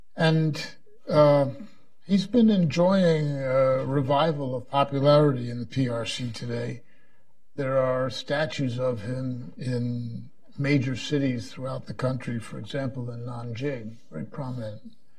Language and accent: English; Chicago, Illinois, United States; now in Washington, United States; I grew up in Chicago, so it's just the regular winter.